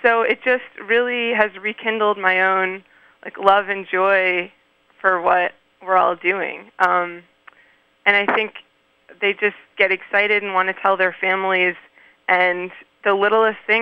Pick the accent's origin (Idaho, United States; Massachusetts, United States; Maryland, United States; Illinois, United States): Maryland, United States; moved away as an adult; also born or lived in Canada; now in Poughkeepsie, United States; I grew up in Maryland, in the Mid-Atlantic region